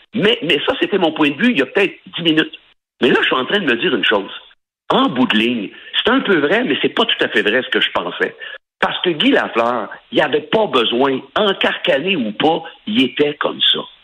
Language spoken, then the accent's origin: French; Sorel-Tracy, Quebec, Canada; je suis originaire de Sorel, OK? Je suis pas de Québec, comme les gens pensent, je suis de Sorel